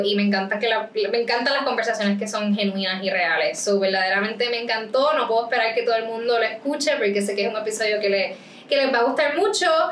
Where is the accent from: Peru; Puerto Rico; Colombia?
Puerto Rico; Rincón; yo soy de Rincón